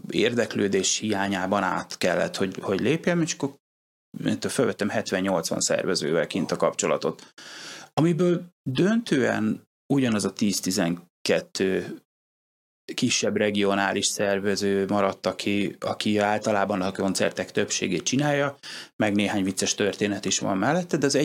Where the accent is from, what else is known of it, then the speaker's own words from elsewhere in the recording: Hungary; ráadásul ugye magyarként voltam idegenül